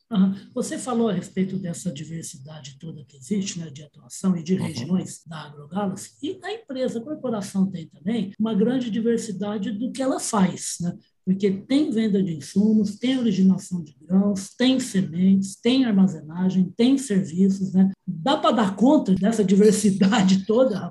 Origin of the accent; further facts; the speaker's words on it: Minas Gerais, Brazil; a gente está aqui, rapaz, está em dois mineiros